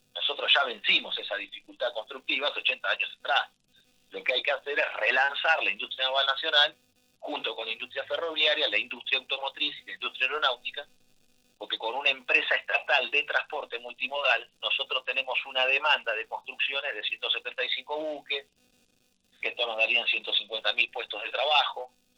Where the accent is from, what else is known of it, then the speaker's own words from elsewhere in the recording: Argentina; Somos argentinos y los argentinos disfrutamos de vivir bien